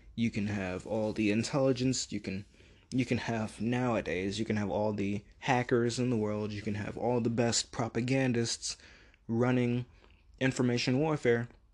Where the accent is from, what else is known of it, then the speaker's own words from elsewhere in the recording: United States; us being American